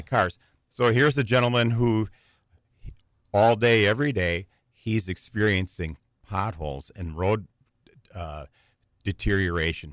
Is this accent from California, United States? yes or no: no; Green Bay, Wisconsin, United States; moved away as an adult; now in Wausau, United States; I grew up in Green Bay